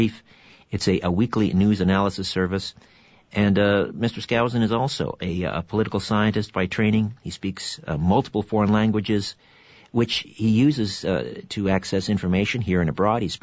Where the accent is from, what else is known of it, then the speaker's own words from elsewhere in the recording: Canada; I'm Canadian and I'm supposed to embrace the winter